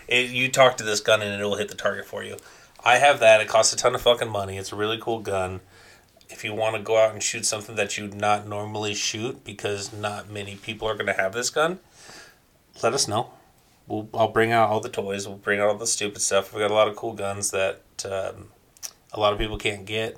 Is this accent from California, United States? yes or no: yes; Covina, California, United States; also born or lived in Victorville, California; I uh, lived in Covina and I grew up in Covina